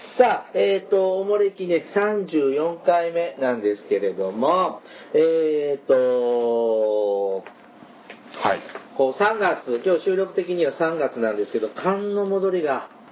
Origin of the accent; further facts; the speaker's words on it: Mie, Japan; 僕はちょっとエリア的に三重出身なんで